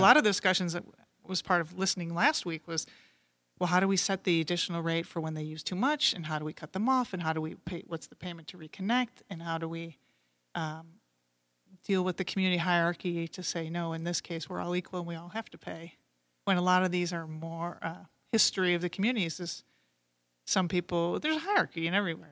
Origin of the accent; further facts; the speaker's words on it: Great Lakes region, Michigan, United States; growing up in the Great Lakes region. I lived down the street from Lake Saint Clair